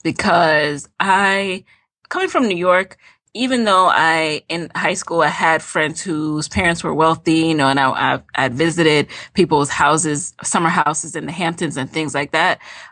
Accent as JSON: {"language": "English", "country": "Jamaica", "lives_now": "United States", "said": "because, you know, we came from Jamaica. Like, I didn't We didn't know about that."}